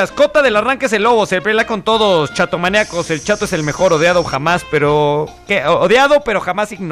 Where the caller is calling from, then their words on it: San Luis Río Colorado, Sonora, Mexico; de San Luis Río.